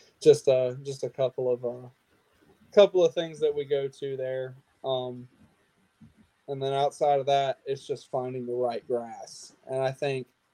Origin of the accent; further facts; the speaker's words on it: Lake Murray, South Carolina, United States; Lake Murray has a ton of grass in it, right in my hometown.